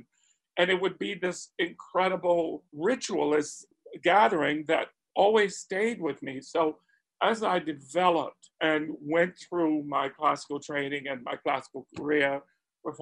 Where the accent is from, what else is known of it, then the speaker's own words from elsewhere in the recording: Spartanburg, South Carolina, United States; I grew up in Spartanburg, South Carolina, already a transplant